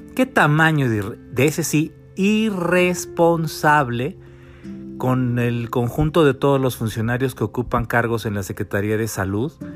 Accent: Mexico; los mexicanos

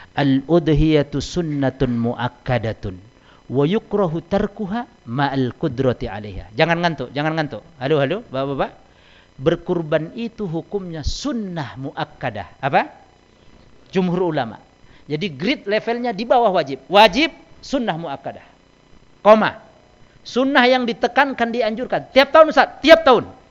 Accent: Medan, North Sumatra, Indonesia; bahasa kami orang Medan

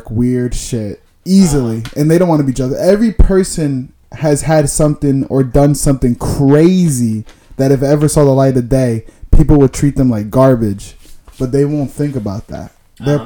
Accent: New Jersey, United States; it's from where we grew up in New Jersey

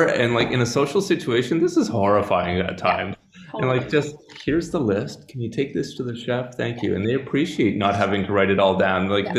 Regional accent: Canada; now in Slovenia; because I come to Slovenia from Canada

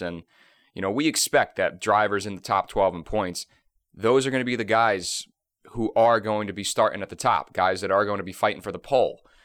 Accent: Northeast, United States; I'm from the Northeast

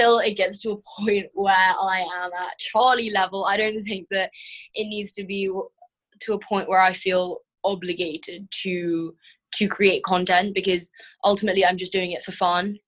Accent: London, United Kingdom; now in Hong Kong; I grew up in London. When I was 3 months old, I moved to London from Hong Kong, and I grew up there

